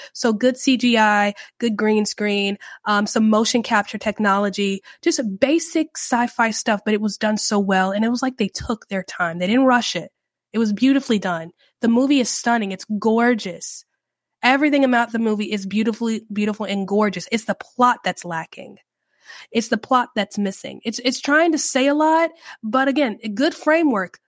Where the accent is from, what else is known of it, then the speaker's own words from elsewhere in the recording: United States; I love being an American. I, I love my country